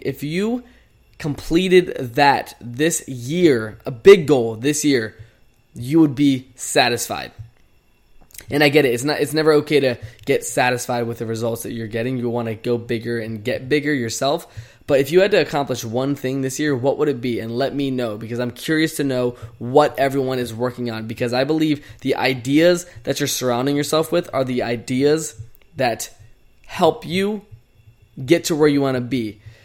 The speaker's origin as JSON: {"language": "English", "town": "Chesterfield", "region": "Virginia", "country": "United States", "tie": "born or raised there", "moved": "as an adult", "lives_now": "Phoenix, United States", "said": "I've been literally in my hometown, Chesterfield, Virginia, for the past three weeks"}